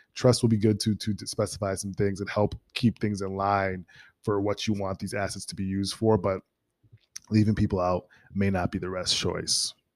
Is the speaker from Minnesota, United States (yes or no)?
yes; Minnesota, United States; moved away; Minnesota, my hometown